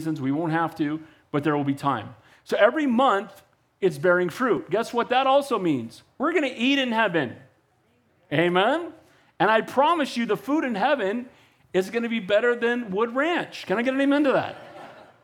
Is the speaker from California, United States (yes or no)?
yes; Santa Cruz, California, United States; I grew up in Santa Cruz